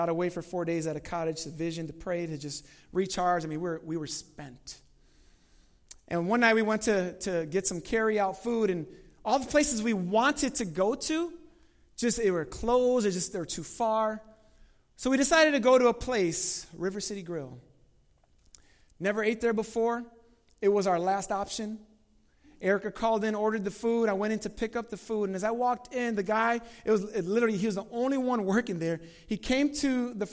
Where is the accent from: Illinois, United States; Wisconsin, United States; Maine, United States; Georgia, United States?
Illinois, United States; Chicago; I'm from Chicago